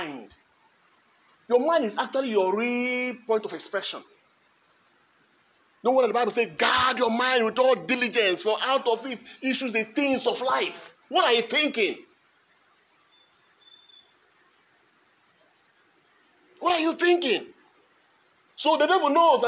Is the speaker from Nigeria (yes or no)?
yes; Kogi, Nigeria; I was born in Kogi State